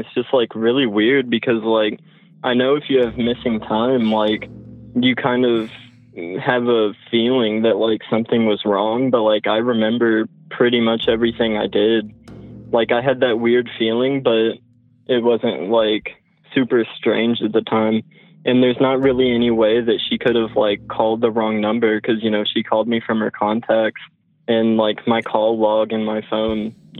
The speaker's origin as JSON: {"language": "English", "town": "Lexington", "region": "Kentucky", "country": "United States", "said": "I'm from Lexington, Kentucky, and I'm 18."}